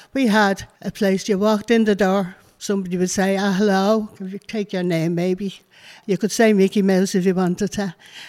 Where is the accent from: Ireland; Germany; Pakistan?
Ireland; Dublin, Leinster; I was brought up in Dublin. I was the oldest of seven.